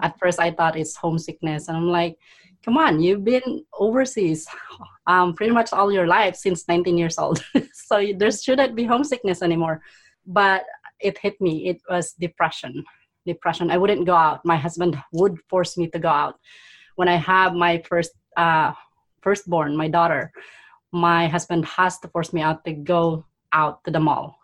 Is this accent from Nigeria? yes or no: no; Philippines; now in Canada; I was born in poverty in the Philippines. I was the eldest of five siblings.